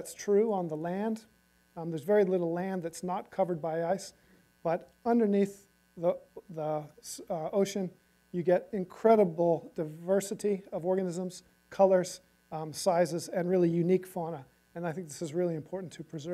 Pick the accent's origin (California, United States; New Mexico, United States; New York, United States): California, United States; Southern; moved away as an adult; now in Hamilton, New Zealand; I've been there since 2002, even though I grew up here in Southern California